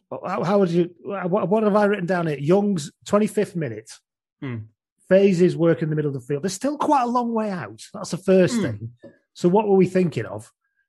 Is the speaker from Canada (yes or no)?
no; England, United Kingdom; and I'm English.